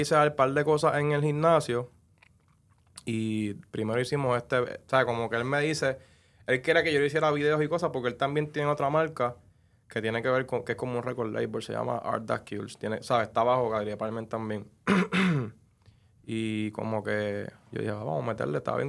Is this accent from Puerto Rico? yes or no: yes; Trujillo Alto, Puerto Rico; de mi pueblo Trujillo Alto